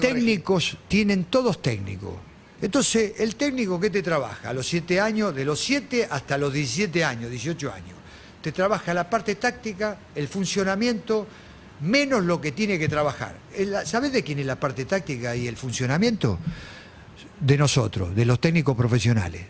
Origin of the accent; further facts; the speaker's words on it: Argentina; moved away as an adult; also born or lived in Peru; como Argentina, como nosotros